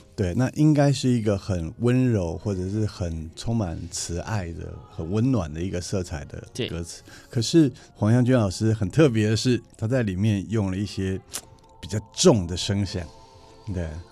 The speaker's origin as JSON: {"language": "Chinese", "country": "Taiwan", "said": "这是指我们的家乡，台湾"}